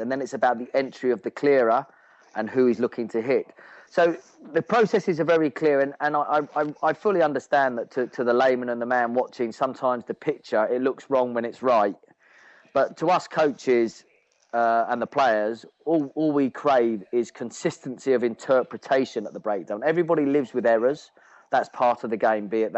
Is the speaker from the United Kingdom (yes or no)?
yes; England, United Kingdom; moved away; as an Englishman